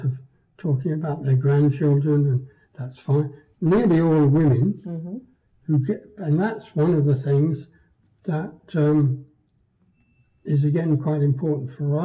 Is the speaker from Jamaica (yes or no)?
no; Guernsey; I was born in Guernsey during the German occupation